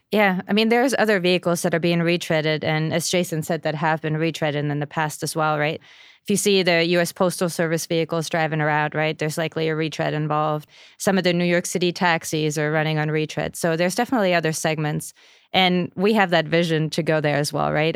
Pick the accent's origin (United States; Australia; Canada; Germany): Germany; moved away; I'm from Germany